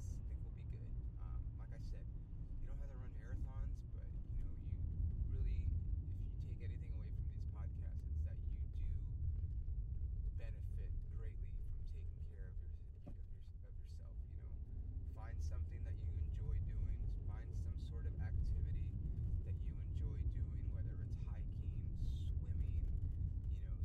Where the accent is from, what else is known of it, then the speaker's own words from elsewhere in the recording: Ontario, California, United States; the Ontario Improv, the club in my hometown.